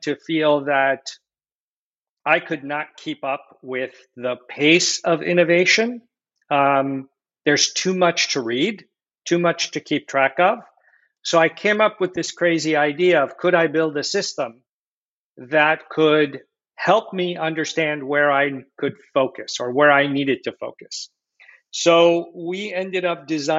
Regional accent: West Coast of the United States, United States; now in Boston, United States; grew up here actually on the West Coast of the United States

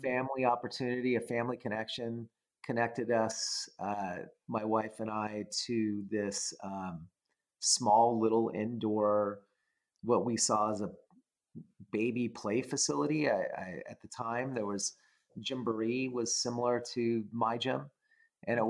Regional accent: California, United States; I uh, was a, a normal person growing up in California

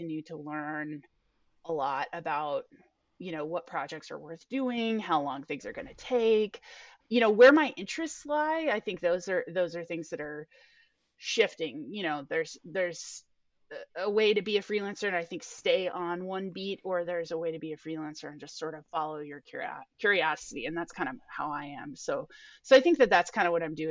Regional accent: Portland, Oregon, United States; I grew up in liberal Portland

